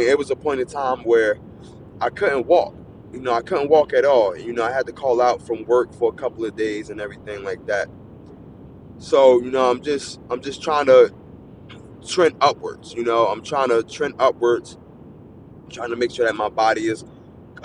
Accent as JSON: {"language": "English", "region": "New Jersey", "country": "United States", "said": "I'm from New Jersey."}